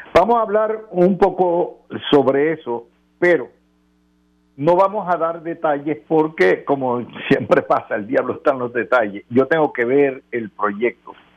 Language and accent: Spanish; Puerto Rico; como Puerto Rico somos ciudadanos americanos